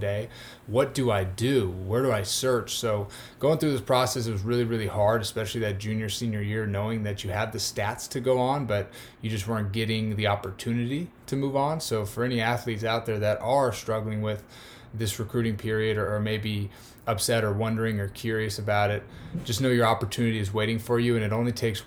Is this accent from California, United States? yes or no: no; Peoria, Arizona, United States; growing up in Arizona, you're in a powerhouse state